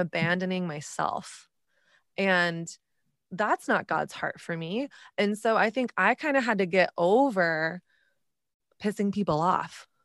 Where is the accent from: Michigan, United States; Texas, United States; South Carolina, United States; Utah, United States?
Texas, United States; moved away; also born or lived in New York City